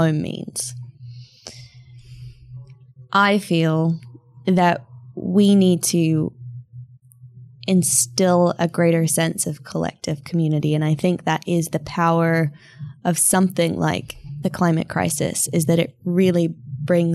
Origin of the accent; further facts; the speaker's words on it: Queensland, Australia; the town I grew up in Queensland